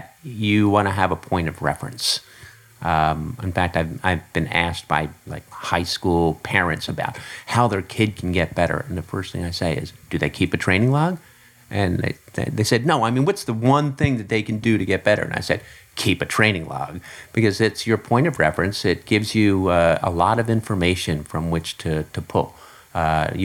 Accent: Philadelphia, Pennsylvania, United States; I grew up in the Philadelphia area

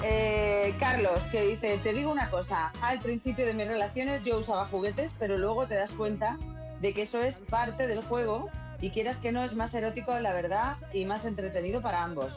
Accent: Spain; somos los españoles

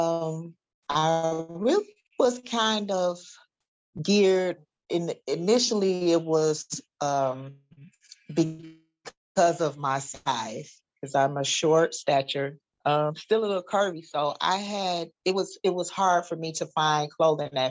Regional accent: Detroit, Michigan, United States; I am from Detroit. I'm a native from Detroit, Michigan

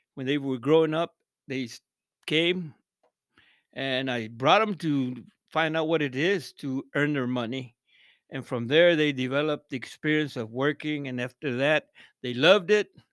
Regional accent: Odessa, Texas, United States; also born or lived in Big Spring, Texas; I moved to Odessa in about nineteen fifty-seven.

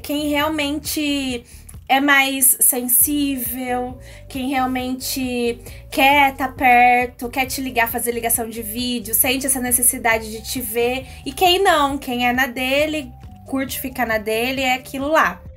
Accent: Bauru, São Paulo, Brazil; Eu amo Bauru. Eu não sei explicar, eu gosto daqui. Eu cresci aqui

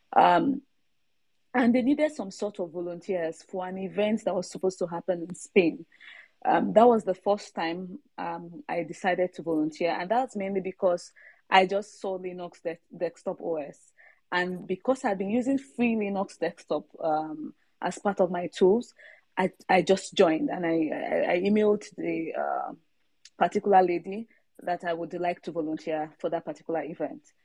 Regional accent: Nigeria; now in Sweden; I'm a Nigerian, um, but not based in Nigeria at the moment. Uh, I'm based in Sweden.

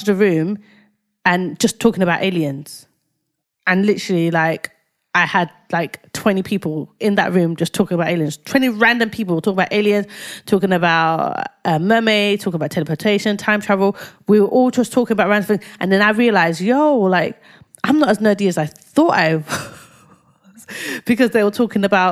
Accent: London, United Kingdom; I grew up in Whitechapel

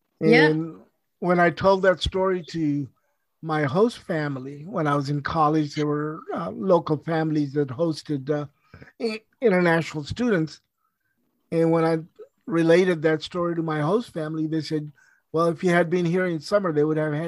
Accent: India; also born or lived in Pakistan; now in United States; I can understand growing up in India and Pakistan, where we didn't waste anything.

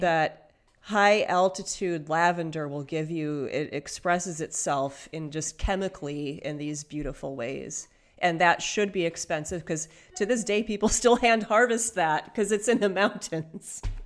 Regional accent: Michigan, United States; I was born in Michigan

